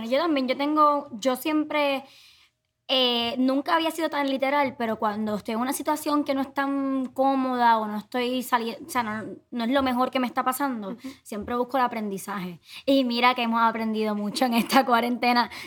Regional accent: Puerto Rico

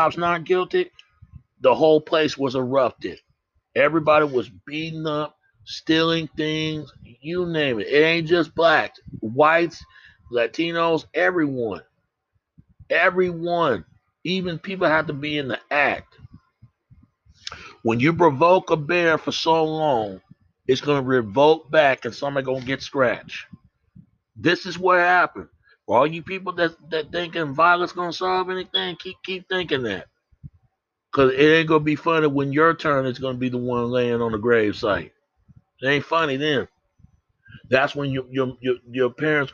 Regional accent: Dallas, Texas, United States; I come from Oak Cliff. I was raised in Holland Hills

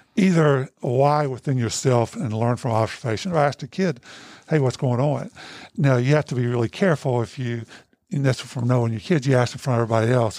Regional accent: United States; when I was growing up in Hancock County, my family was a bunch of boozers

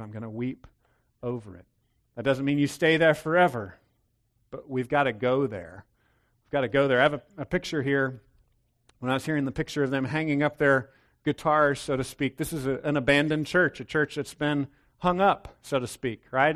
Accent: Texas, United States; I was raised in Texas.

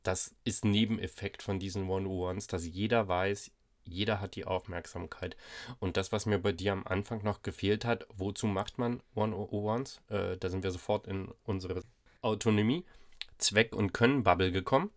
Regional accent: Hamburg, Germany; bei uns in Hamburg

